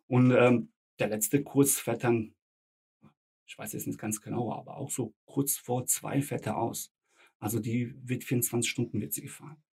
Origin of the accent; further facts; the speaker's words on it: Frankfurt am Main, Hesse, Germany; first language Bosnian; Ich bin hier geboren, aufgewachsen, hier zur Schule gegangen.